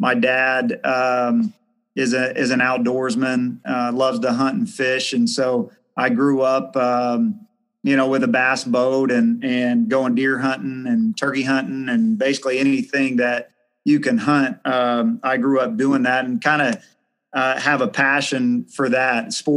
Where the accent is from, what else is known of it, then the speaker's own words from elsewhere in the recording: Du Quoin, Illinois, United States; also born or lived in Carbondale, Illinois; I grew up in a small town, DuCoyne, Illinois, which is in here in Southern Illinois